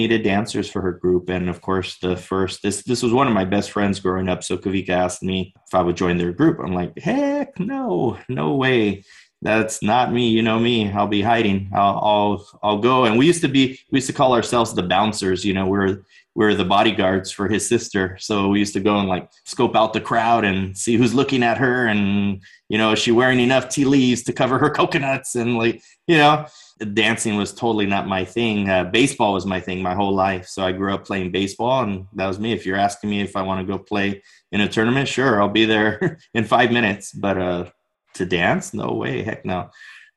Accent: Orange County, Southern California, United States; I was born and raised here in Orange County, Southern California

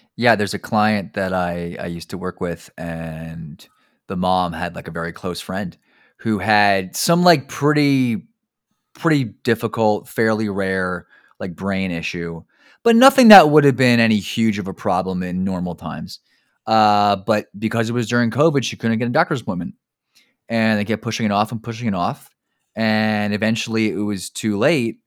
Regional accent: New Jersey, United States; I grew up in New Jersey

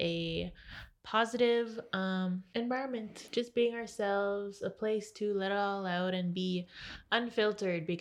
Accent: Ontario, Canada; now in Thunder Bay, Canada; I also live in Thunder Bay, and I'm from Namegasaigan First Nation. It is a kind of remote, slowly not as remote community in northwestern Ontario.

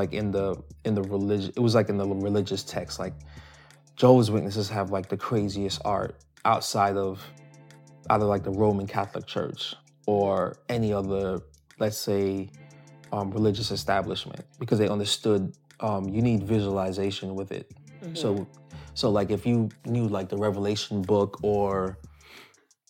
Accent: Spanish Town, Jamaica; moved away; also born or lived in Saint Ann Parish, Jamaica; I was born in Spanish Town, Jamaica. I'm an only child. My mom, I was raised mainly by my mom's side of the family.

